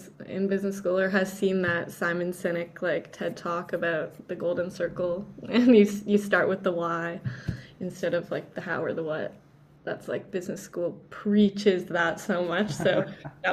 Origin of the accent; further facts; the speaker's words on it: Canada; also born or lived in Vancouver, Canada / Toronto, Canada / Mexico; especially being Canadian